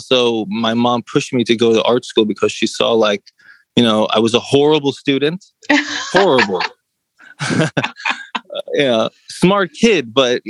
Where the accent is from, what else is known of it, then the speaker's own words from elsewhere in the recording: New York City, New York, United States; Well, just growing up in the city, like alone, that gives you courage, you know. Mm. You know, especially back when I grew up, you know, the energy of New York right now is a little off, but it's coming back.